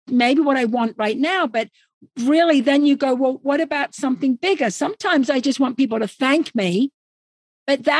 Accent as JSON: {"language": "English", "region": "England", "country": "United Kingdom", "moved": "yes", "lives_now": "Arizona, United States", "said": "we're both English"}